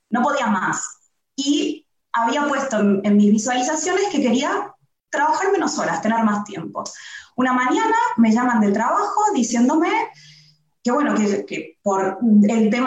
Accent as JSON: {"language": "Spanish", "country": "Argentina", "moved": "yes", "lives_now": "Barcelona, Spain", "said": "Soy argentina, sí, pero viviendo en Barcelona."}